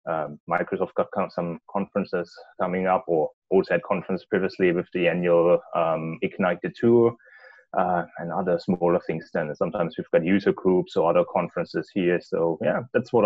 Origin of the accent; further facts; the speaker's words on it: Germany; moved away as an adult; now in Singapore; I come from Germany.